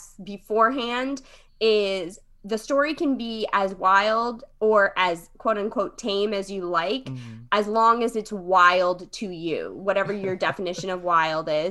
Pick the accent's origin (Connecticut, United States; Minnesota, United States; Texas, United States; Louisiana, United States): Connecticut, United States; West Haven; moved away as an adult; also born or lived in Long Island; now in Brooklyn, United States; I was born in Connecticut. That's where I grew up, in New Haven County. West Haven is the name of my hometown